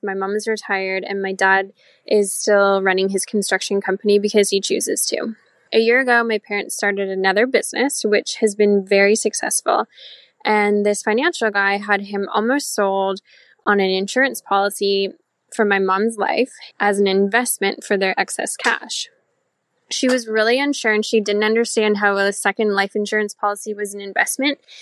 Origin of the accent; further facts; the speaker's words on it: Southwestern Ontario, Canada; I'm from Southwestern Ontario, near the border with Michigan.